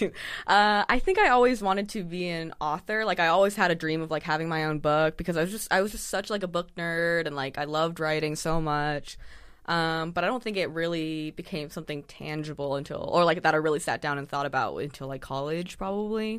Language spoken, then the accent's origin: English; San Diego, California, United States; born or raised there; also born or lived in Saint Louis, Missouri / Claremont, California